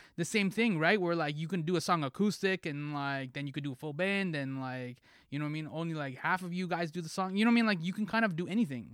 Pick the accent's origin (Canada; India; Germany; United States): Canada; Toronto, Ontario; I'm from Toronto